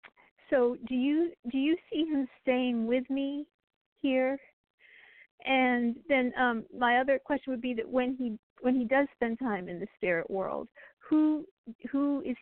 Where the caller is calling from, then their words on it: Nashville, Tennessee, United States; I'm calling from Nashville.